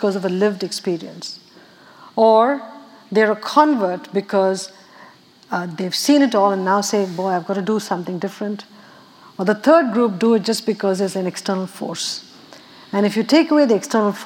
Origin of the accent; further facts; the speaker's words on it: Chennai, Tamil Nadu, India; moved away; I grew up water distressed in Madras.